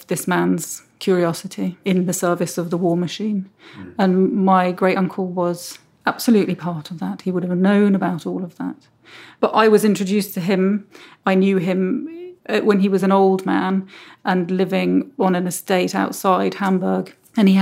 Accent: United Kingdom; She had me and my brother. And so we grew up in Britain, but with very close connections to Germany

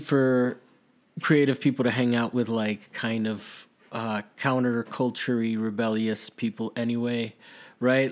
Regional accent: Miami, Florida, United States; also born or lived in Maryland; I grew up, I went to middle school and high, uh, high school in Miami

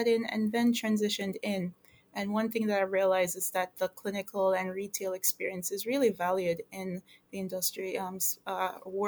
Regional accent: Jamaica; moved away as an adult; now in United States; I am originally from Jamaica. I migrated here to go to college

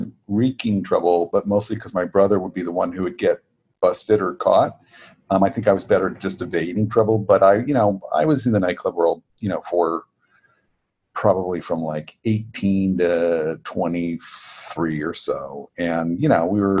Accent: Los Angeles, California, United States; I'm an LA born, you know, and bred guy

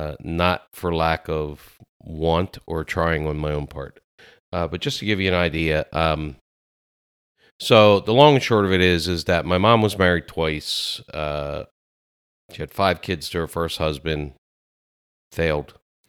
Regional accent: Lancaster, Pennsylvania, United States; no, I was born in Lancaster, Pennsylvania.

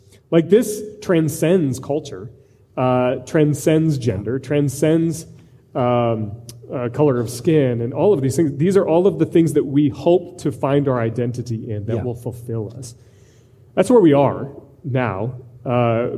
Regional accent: Iowa, United States; I'm from Iowa

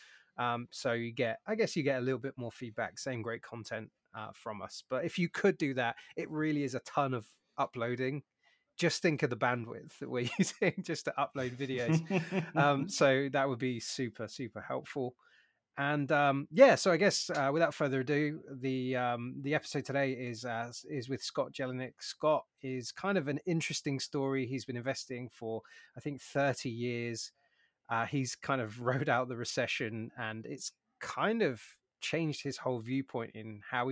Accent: United Kingdom; now in United States; As a Brit

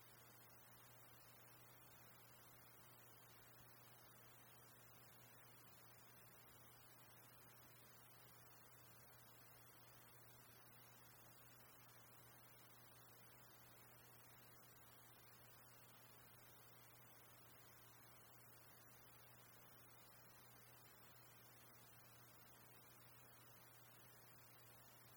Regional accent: United Kingdom; moved away as an adult; also born or lived in Leicester, United Kingdom; now in Calgary, Canada; I carry a Canadian passport, but I'm not really Canadian. I'm really a Brit

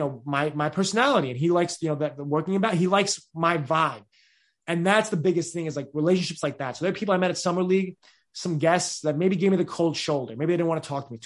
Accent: New York, United States; I'm a kid from New York in Hopkinsville, Kentucky

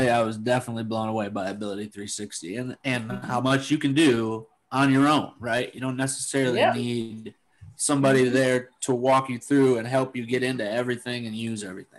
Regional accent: Michigan, United States; I came from Michigan and a place where I didn't have anywhere that I could turn to do any of that stuff

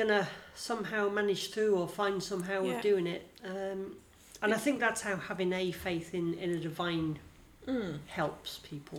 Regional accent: United Kingdom; we're British

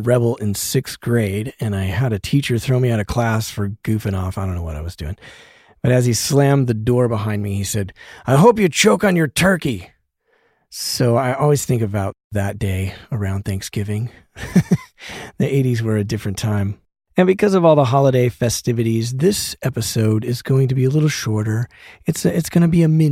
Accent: Denver, Colorado, United States; moved away as an adult; now in Los Angeles, United States; my hometown of Denver.

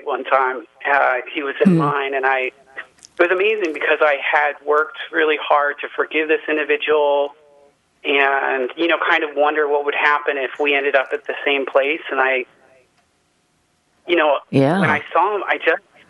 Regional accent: Cincinnati, Ohio, United States; moved away; I grew up in Cincinnati

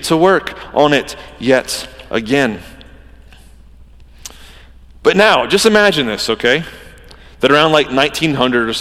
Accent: Georgia, United States; I'm from Georgia

